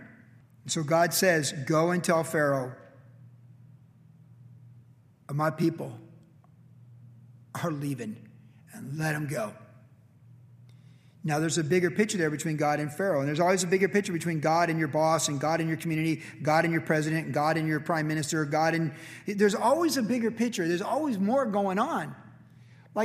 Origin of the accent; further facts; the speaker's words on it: United States; we're American